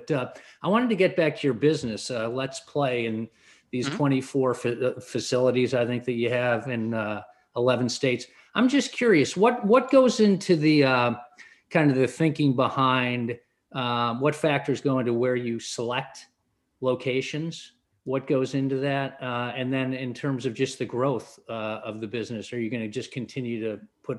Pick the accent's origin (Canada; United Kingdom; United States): United Kingdom; England; moved away; I grew up playing in England as a young kid